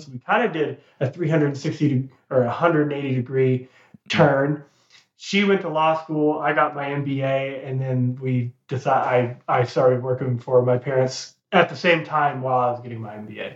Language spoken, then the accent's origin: English; Texas, United States; moved away as an adult; also born or lived in South Carolina / North Carolina; now in Charlotte, United States; I was born and raised in Texas. All 18 years mm-hmm. of my life was lived in Texas, so I was a Texas guy like through and through